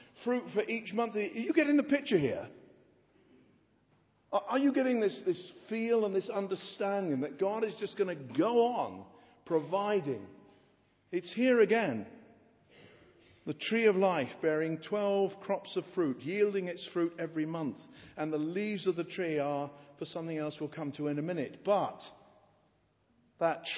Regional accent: England, United Kingdom; being an Englishman

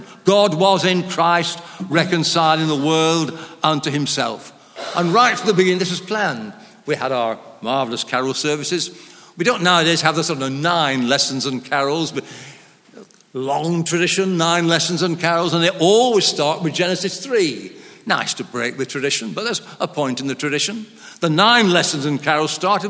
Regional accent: Lancashire, North West England, United Kingdom; moved away as an adult; also born or lived in Oxford; I was brought up in Lancashire in a very, what they called, low church.

